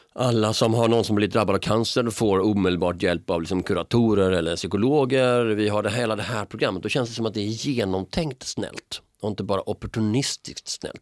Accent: Malmö, Skåne, Sweden; moved away; I mina hemtrakter, liksom, jag menar, så finns det också, jag menar, du har ju Rosengård

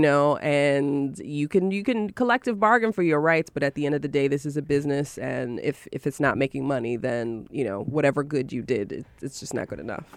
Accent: Syracuse and Rochester, upstate New York, United States; I'm from Syracuse and Rochester, so shout out to upstate New York.

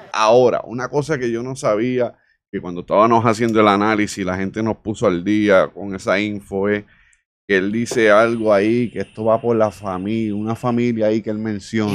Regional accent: Isabela, Puerto Rico; moved away; nuestro pueblo, Isabela, de la comunidad donde yo soy, de Mantilla

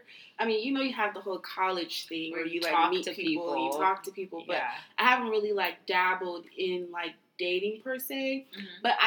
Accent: Los Angeles, California, United States; moved away as an adult; now in Atlanta, United States; even being here in Atlanta, like, I'm not a native here. I'm from Los Angeles as well.

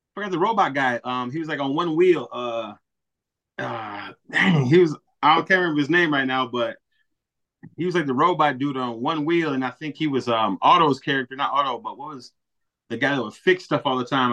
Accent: Milwaukee, Wisconsin, United States; moved away as an adult; now in Racine, United States; I'm from Milwaukee, born and raised

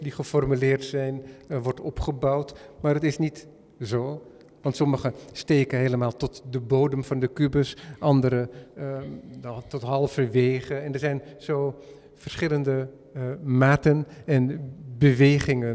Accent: Netherlands; als Hollander

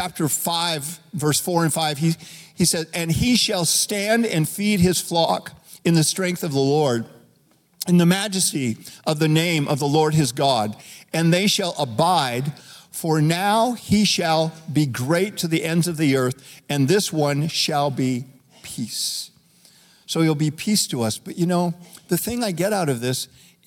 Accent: Reno, Nevada, United States; When I was 12 years old, growing up in Reno, Nevada

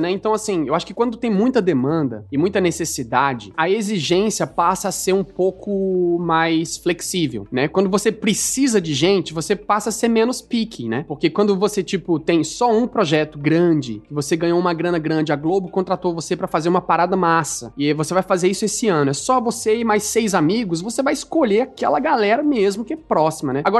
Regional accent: Brazil; now in Canada

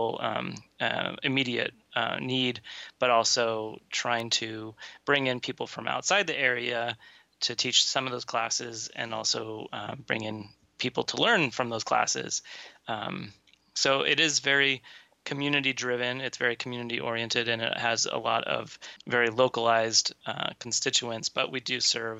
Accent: Portland, Oregon, United States; moved away as an adult; also born or lived in Edmonton, Alberta, Canada; I'm a native Oregonian. I was born and raised in Portland.

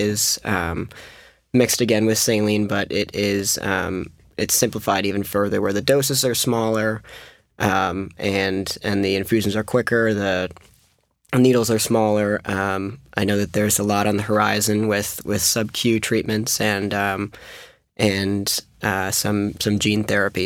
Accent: Massachusetts, United States; we're from Massachusetts

